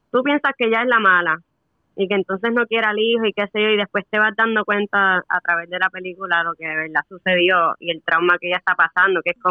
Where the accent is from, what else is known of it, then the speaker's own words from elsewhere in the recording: Puerto Rico; moved away as an adult; now in United States; Pues, o sea, me fui de Puerto Rico en el 2013.